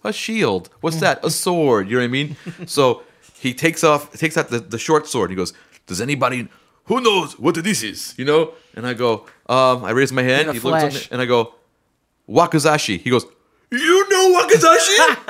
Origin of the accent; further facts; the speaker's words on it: United States; we all speak English. We're all Americans